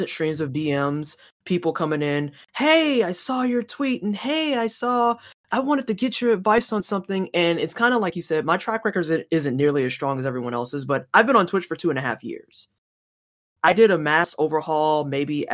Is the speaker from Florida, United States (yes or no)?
no; St. Louis, Missouri, United States; moved away; also born or lived in Indiana; I'm originally from St. Louis, Missouri